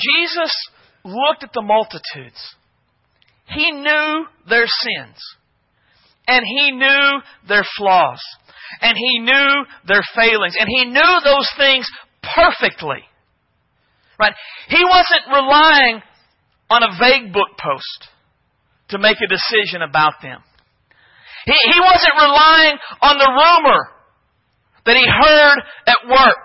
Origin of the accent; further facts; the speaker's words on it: United States; as Americans